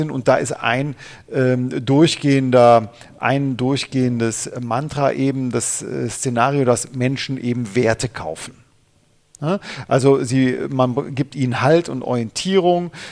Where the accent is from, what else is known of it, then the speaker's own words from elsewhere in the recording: Cologne, North Rhine-Westphalia, Germany; Äh, ja, als Kölner der Klassenerhalt